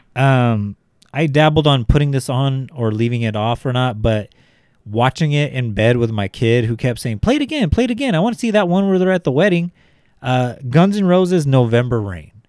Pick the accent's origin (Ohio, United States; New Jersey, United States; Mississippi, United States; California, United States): California, United States; Bakersfield; I was from Bakersfield. Like, these guys went to the same schools that I went to.